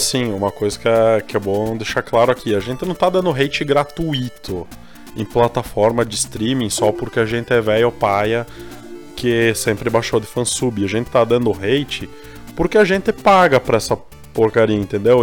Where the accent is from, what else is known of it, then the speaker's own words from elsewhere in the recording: Brazil; a gente é brasileiro